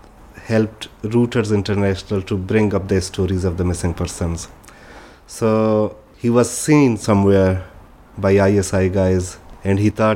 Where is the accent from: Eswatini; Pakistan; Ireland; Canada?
Pakistan; Balochistan; moved away as an adult; also born or lived in Muscat, Oman; now in Sweden; I'm from Balochistan, part of Pakistan.